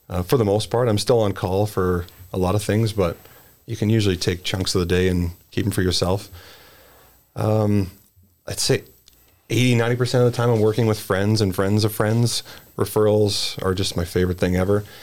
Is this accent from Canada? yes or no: yes; Edmonton, Alberta, Canada; I grew up in the West End, lived in St. Albert, had to move to the center